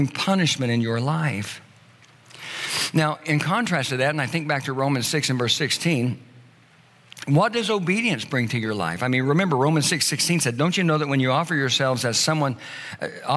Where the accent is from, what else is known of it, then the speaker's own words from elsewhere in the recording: the South, United States; I grew up in the South